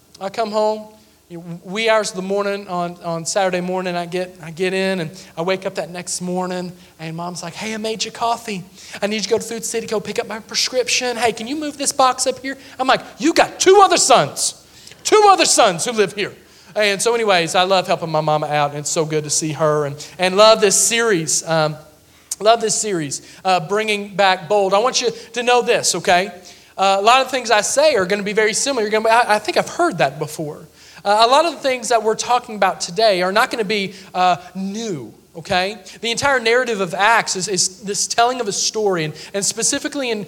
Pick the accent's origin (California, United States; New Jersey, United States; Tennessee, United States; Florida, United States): Tennessee, United States; Sevierville; now in Mount Olive, United States